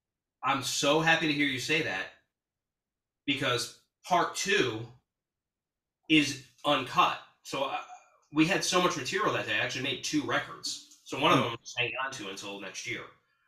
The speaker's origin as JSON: {"language": "English", "town": "Hudson", "region": "New York", "country": "United States", "lives_now": "Brooklyn, United States", "said": "Well, I moved around a lot. So I'm from Hudson, New York."}